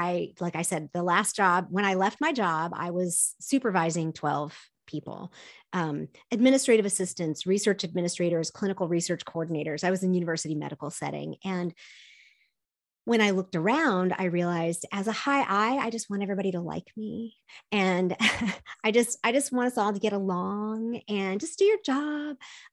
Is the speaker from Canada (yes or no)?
no; South Korea; My parents were missionaries. I grew up in Korea, and we would go to the beach.